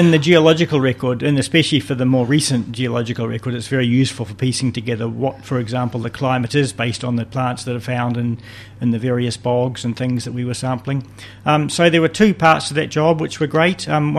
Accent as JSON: {"language": "English", "region": "Wellington", "country": "New Zealand", "tie": "born or raised there", "moved": "as an adult", "lives_now": "Hawke's Bay, New Zealand", "said": "I was born in Wellington and I went to Karori School in my primary school years and Wellington College for my secondary school."}